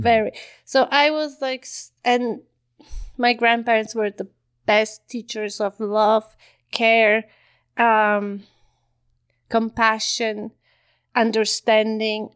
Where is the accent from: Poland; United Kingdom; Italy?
Poland; moved away as an adult; also born or lived in Ottawa, Canada / Calgary, Canada; now in Canada; I grew up in Poland